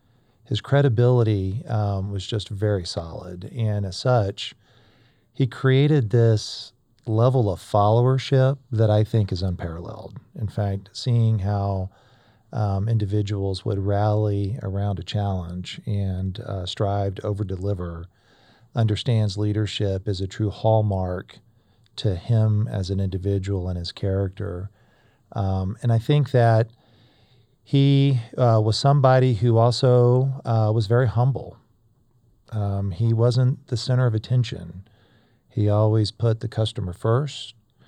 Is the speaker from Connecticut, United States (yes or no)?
no; Florida, United States; I grew up in North Florida.